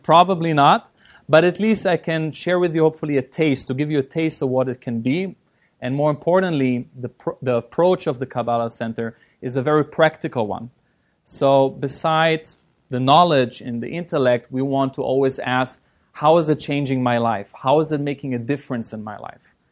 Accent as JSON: {"language": "English", "country": "Germany", "tie": "born or raised there", "also_born_or_lived": "Israel / London, United Kingdom", "moved": "as an adult", "lives_now": "Los Angeles, United States", "said": "I was born in Israel. Uh, I grew up in Germany."}